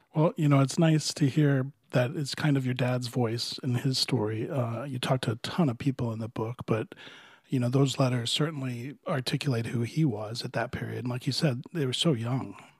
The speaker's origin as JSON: {"language": "English", "town": "Miami", "region": "Florida", "country": "United States", "tie": "born or raised there", "said": "I grew up in Florida, but it was a lot further south in Miami in the 60s and 70s"}